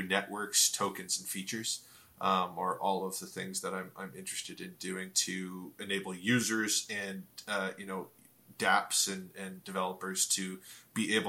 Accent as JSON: {"language": "English", "region": "Ontario", "country": "Canada", "said": "I'm from Ontario, Canada"}